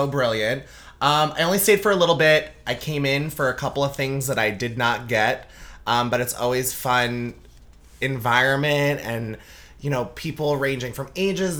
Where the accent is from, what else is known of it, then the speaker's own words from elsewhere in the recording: Commack, New York, United States; I am from Commack, Long Island